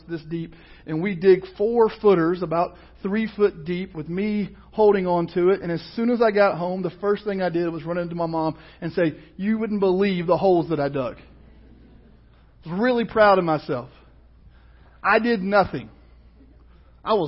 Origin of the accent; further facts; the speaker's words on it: Kentucky, United States; I grew up in Kentucky on a farm